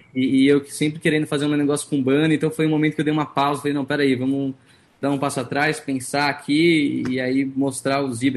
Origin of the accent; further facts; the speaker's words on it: São Paulo, Brazil; first language Portuguese; also born or lived in San Diego, California, United States / Los Angeles, United States; Eu nasci em San Diego, na Califórnia. San Diego. E aí vim pequeno para o Brasil e, enfim, eu fiz os colégios todos aqui em São Paulo